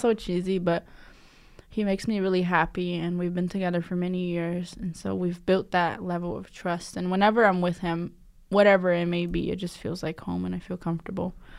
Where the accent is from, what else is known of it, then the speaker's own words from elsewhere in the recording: Curitiba, Paraná, Brazil; now in United States; I'm from a city called Curitiba. It's in the state of Paraná.